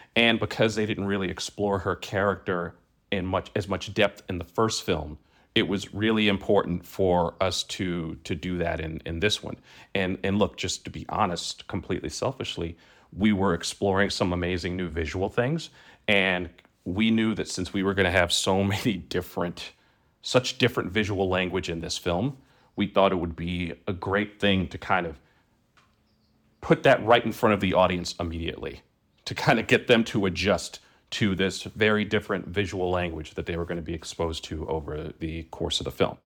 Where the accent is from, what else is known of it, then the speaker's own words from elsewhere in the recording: New York City, New York, United States; moved away; I grew up in, in Brooklyn